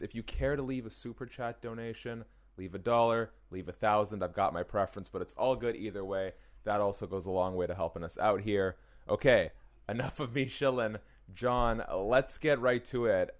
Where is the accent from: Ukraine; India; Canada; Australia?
Canada; as a Canadian